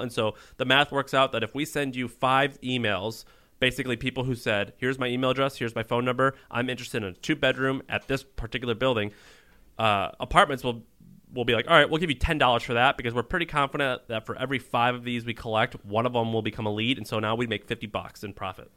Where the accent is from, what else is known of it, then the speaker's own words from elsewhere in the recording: Missouri, United States; moved away; also born or lived in Tennessee; I'm from Missouri by way of Tennessee